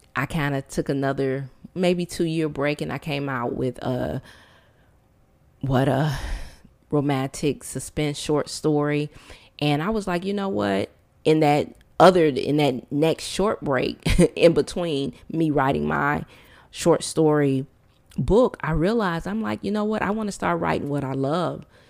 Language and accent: English; Detroit, Michigan, United States; born or raised there; moved away as an adult